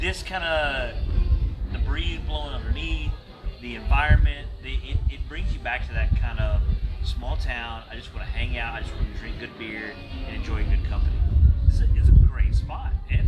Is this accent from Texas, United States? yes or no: yes; Huntsville, Texas, United States; I grew up a small town guy. Like, I grew up in Huntsville. I appreciate the one horse town right there.